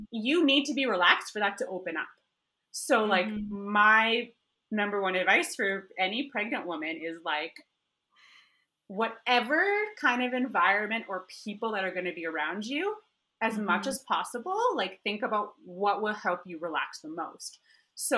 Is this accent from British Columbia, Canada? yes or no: no; Alberta, Canada; moved away as an adult; now in Nairobi, Kenya; my hometown in Alberta in Canada